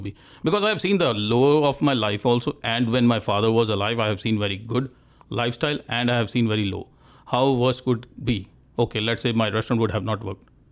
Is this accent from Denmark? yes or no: no; India; moved away; I'm from India